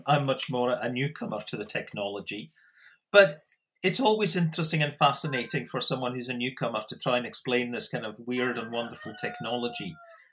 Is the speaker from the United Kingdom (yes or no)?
yes; Scotland, United Kingdom; moved away as an adult; also born or lived in South Australia; now in Australia; I am Australian citizen, but obviously originally from Scotland